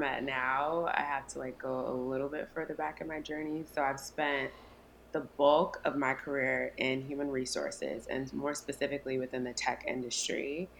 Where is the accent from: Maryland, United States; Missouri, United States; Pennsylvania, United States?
Maryland, United States; now in Houston, United States; I'm currently based in Houston, Texas, but I'm originally from the East Coast. I'm from Maryland.